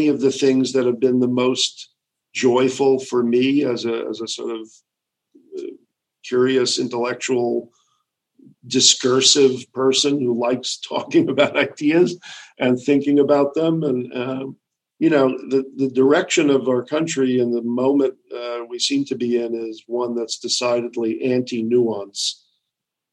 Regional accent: New York, United States; I grew up in New York

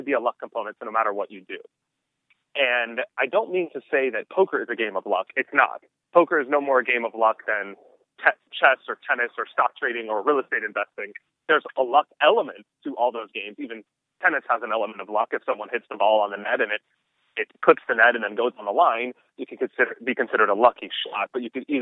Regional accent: Southern California, United States; I was born in Southern California

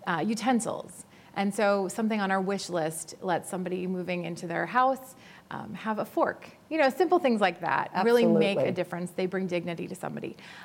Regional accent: Naperville, Illinois, United States; I grew up in Naperville

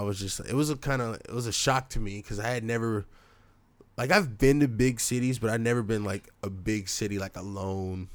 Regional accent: Portland, Oregon, United States; we're from Portland, Oregon

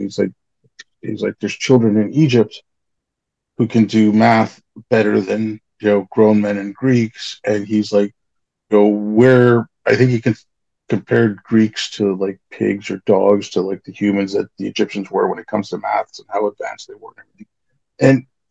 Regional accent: India; moved away; I'm brown. I'm from India.

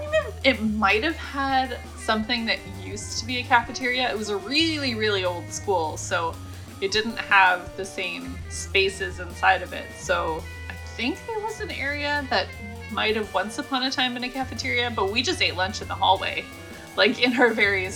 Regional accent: Canada; growing up in Canada

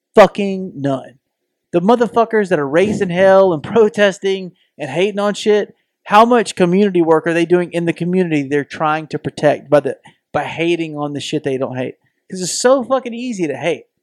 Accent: the South, United States; we both have bo-, been born and raised in the South

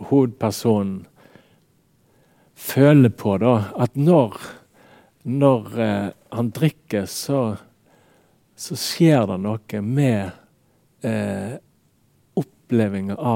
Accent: Radøy, Vestland, Norway; now in Bergen, Norway; Og jeg merker jo òg for meg sjøl, når jeg kom fra Radøy til Bergen, mm. hvor stor skilnaden var. Sant? For at når jeg vokste opp

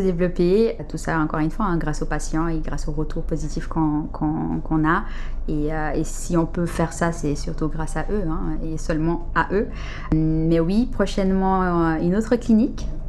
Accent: Geneva, Switzerland; also born or lived in Brazil; je suis originaire du Brésil, je suis brésilienne-italienne. je suis arrivée en Suisse à 7 ans et du coup j'ai fait mes études ici en Suisse, à Genève

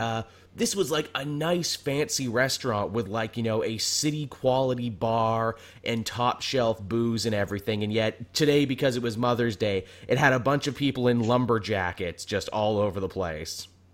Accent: Canada; I'm Canadian

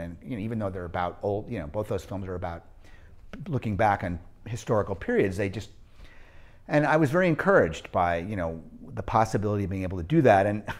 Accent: New England, United States; I mean, I grew up in New England, all different parts of New England

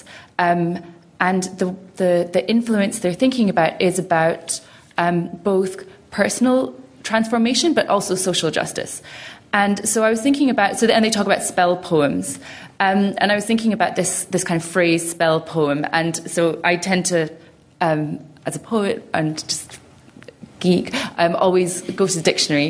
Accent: Glasgow, Scotland, United Kingdom; growing up in Glasgow

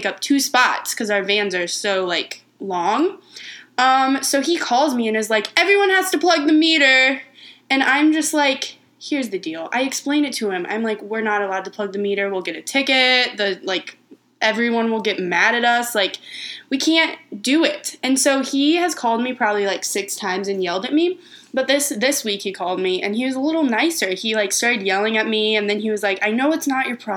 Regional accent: Missouri, United States; We're from Missouri.

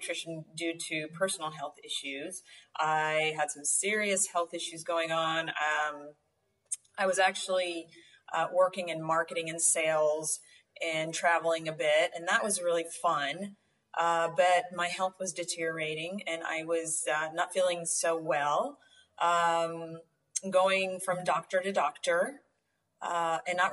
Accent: rural Oklahoma, United States; moved away as an adult; also born or lived in Atlanta, Georgia; now in Rio Grande Valley, Texas, United States; I grew up in a rural Oklahoma, and then got married and moved to Atlanta. And I was in Atlanta for about 10 years

